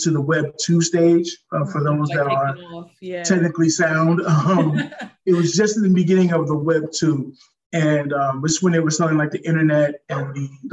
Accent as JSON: {"language": "English", "town": "New York City", "region": "New York", "country": "United States", "tie": "born or raised there", "moved": "as an adult", "lives_now": "San Diego, United States", "said": "I'm originally from Brooklyn, New York. Currently, I'm in San Diego, California. I've been here since 2012 officially"}